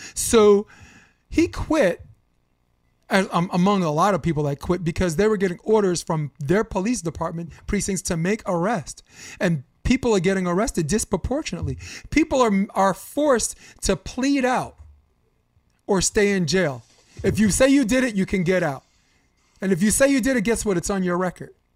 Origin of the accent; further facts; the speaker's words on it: New York City, New York, United States; I grew up on Flatbush Avenue, Brooklyn